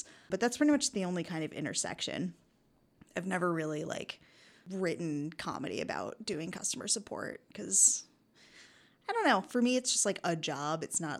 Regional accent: United States; now in Canada; the reason I moved to Canada from the States was to go to Emily Carr University for photography.

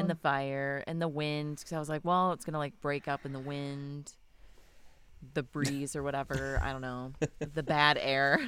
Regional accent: Wisconsin, United States; I'm from Wisconsin

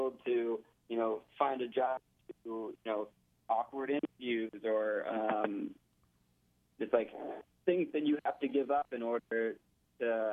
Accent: Austin, Texas, United States; also born or lived in Florida; I'm here now in Austin, Texas, my hometown

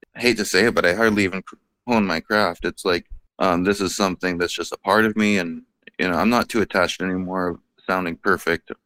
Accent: Bellingham, Washington, United States; I'm born and raised in Bellingham.

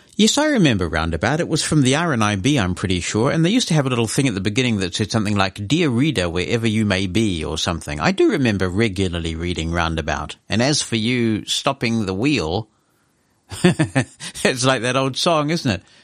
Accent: New Zealand

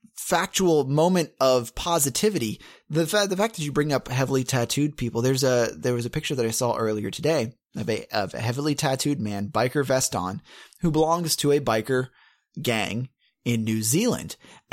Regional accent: Bump Hill, South Carolina, United States; And this is in my hometown, your hometown too. We come from Bump Hill, South Carolina.

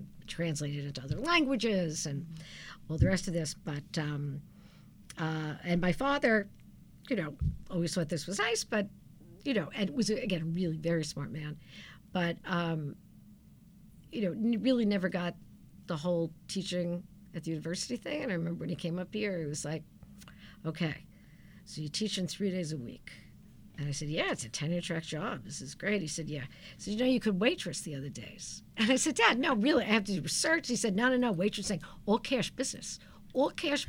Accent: New York City, New York, United States; moved away as an adult; now in Storrs, United States; I grew up in Brooklyn, New York, and I learned to be funny because if you're not funny in Brooklyn, people will kill you

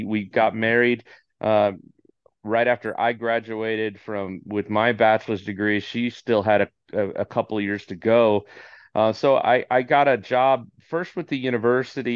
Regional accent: Orange County, California, United States; born and raised in Orange County, California

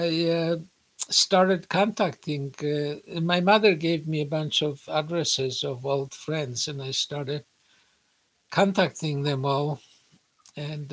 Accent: Poland; moved away; also born or lived in United States / Israel; I was an American and I had a PhD and I was born in Poland

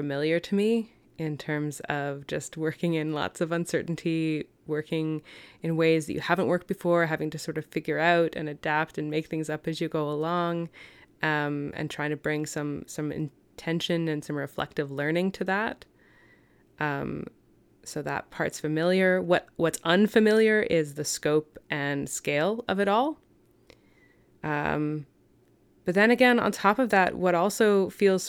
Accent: London, Ontario, Canada; now in Vancouver, Canada; where I'm from, I was born in London, Ontario

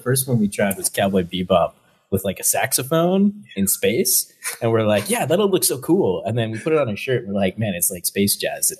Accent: Kingston, Ontario, Canada; now in Toronto, Canada; So I'm actually from Kingston, which is like 3 hours away from Toronto. But we're actually, Sebastian and I grew up together in Kingston and then we both moved to Toronto. Lived together for many years.

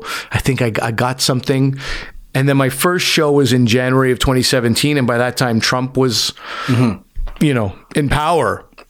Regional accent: Montreal, Quebec, Canada; moved away; also born or lived in Chicago; because I grew up in Montreal, so there was no Howard Stern.

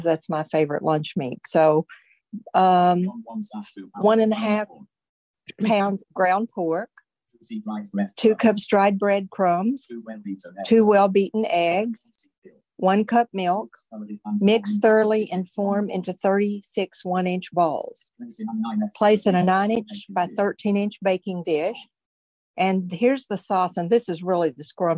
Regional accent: Tennessee, United States; moved away; I grew up in Tennessee, so we didn't have ham loaf.

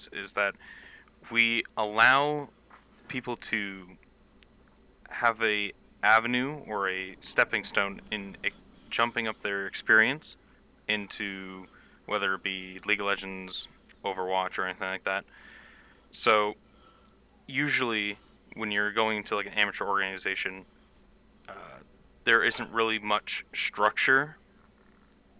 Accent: Canada; I'm Canadian

